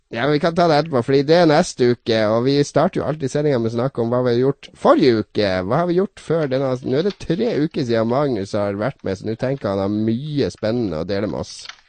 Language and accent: Norwegian; Harstad, Troms, Norway; moved away; da jeg var hjemme i Harstad, kom hjem tidlig fra universitetet